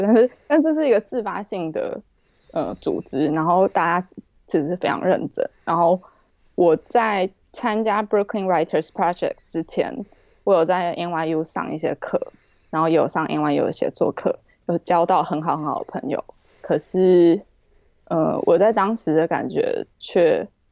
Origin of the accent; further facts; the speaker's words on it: Taipei, Taiwan; moved away as an adult; also born or lived in New York, United States; now in London, United Kingdom; 我是台北人，啊，我父亲是外省人，我母亲是本省人。那我从小到大都是在台湾长大的